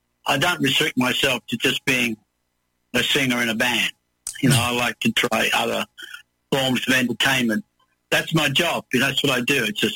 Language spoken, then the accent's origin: English; Elizabeth, South Australia, Australia; also born or lived in England; I was growing up in Adelaide, in a satellite town of Adelaide called Elizabeth.